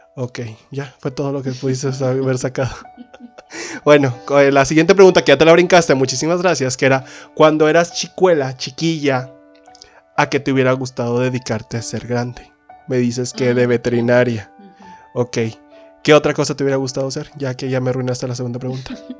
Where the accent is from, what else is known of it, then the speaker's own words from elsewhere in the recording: Linares, Nuevo León, Mexico; nosotros somos de Linares, Nuevo León